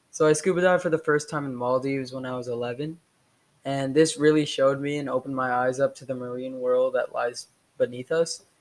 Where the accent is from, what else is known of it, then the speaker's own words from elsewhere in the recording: Shanghai, China; also born or lived in Houston; I was born in Houston, Texas, and I soon moved after four months to Shanghai, China my dad is half American, half Indian, and my mom is fully Indian. So I'm Indian American.